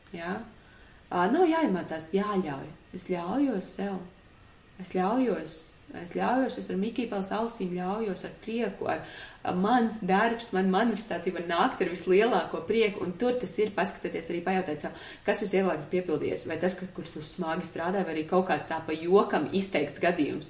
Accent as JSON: {"language": "Latvian", "country": "Latvia", "said": "mēs nākam no Latvijas foršās vidas"}